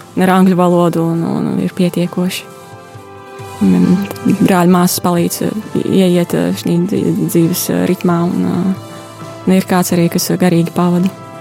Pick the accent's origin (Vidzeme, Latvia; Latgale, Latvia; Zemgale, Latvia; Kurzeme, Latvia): Latgale, Latvia; Nīcgale, Daugavpils Municipality; moved away as an adult; also born or lived in Italy; now in Cameroon; Es esmu no Daugavpils novada no Nīcgalas straucas.